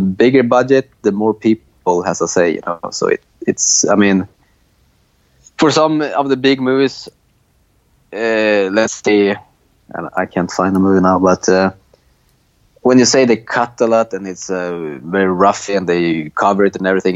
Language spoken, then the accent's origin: English; Linköping, Östergötland, Sweden; moved away; also born or lived in Malmö, Sweden; I moved to a smaller town called Linköping